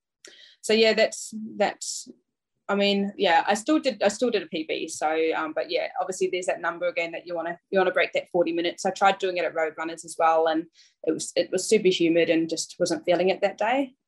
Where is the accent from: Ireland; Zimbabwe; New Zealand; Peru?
New Zealand; North Island, Hawke's Bay; now in Brisbane, Australia; I grew up in a small beachside town in Hawke's Bay in the North Island.